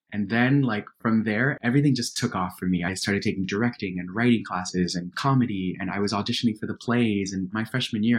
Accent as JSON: {"language": "English", "town": "Miami", "region": "Florida", "country": "United States", "tie": "born or raised there", "said": "First generation immigrant kid growing up in Miami."}